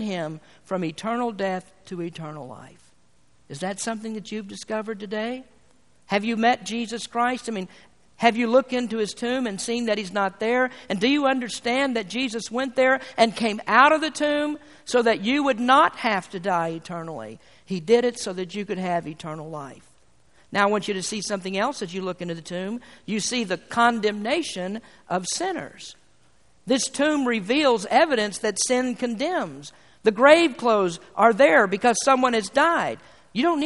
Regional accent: United States; being an American

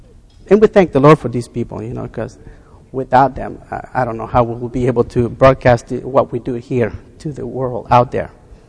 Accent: the South, United States; born there; Most of you know that I was born in the South. And very poor back in the South.

